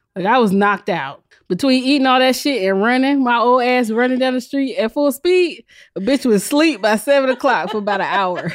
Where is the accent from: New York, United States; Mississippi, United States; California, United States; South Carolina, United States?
South Carolina, United States; I'm from South Carolina